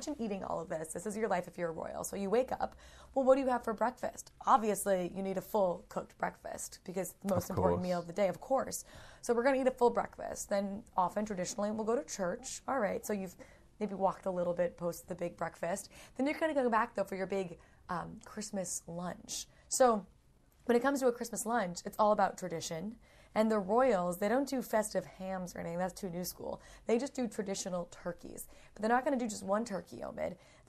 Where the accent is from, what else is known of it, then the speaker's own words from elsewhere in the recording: United Kingdom; But then they come back, and of course they have to have tea. We're British, after all.